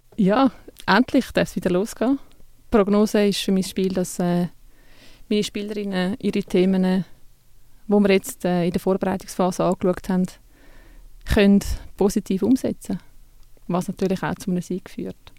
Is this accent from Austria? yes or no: no; Switzerland; Bei uns in der Schweiz